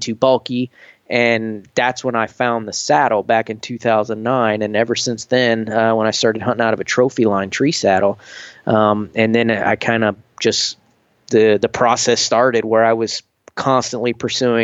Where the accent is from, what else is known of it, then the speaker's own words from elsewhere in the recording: Northwest Florida, United States; moved away as an adult; also born or lived in Georgia / Colorado / Watertown, New York; now in Savannah, United States; where I grew up in Northwest Florida